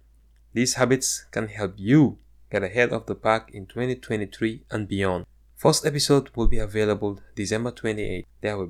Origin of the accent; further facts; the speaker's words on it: Gambia; now in United States; growing up in the Gambia, to getting a PhD from one of the world's top universities, and working in corporate America for Fortune 500 companies. … I am a black immigrant